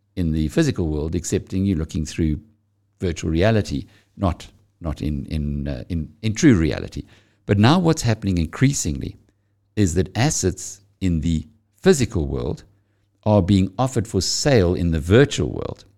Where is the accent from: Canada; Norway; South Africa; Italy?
South Africa; KwaZulu-Natal; I'm from KwaZulu-Natal.